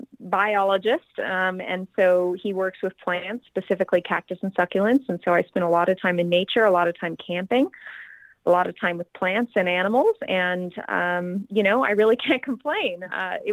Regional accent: Antelope Valley, California, United States; moved away as an adult; now in New Mexico, United States; I'm originally from outside of Los Angeles, California, somewhere called the Antelope Valley

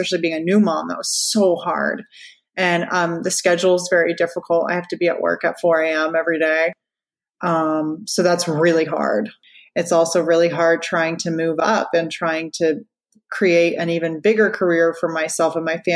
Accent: Orlando, Florida, United States; I was born in Orlando

